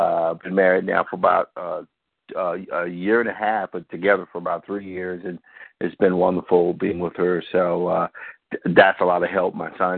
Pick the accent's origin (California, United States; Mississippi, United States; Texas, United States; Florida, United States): Mississippi, United States; I was born and raised in Mississippi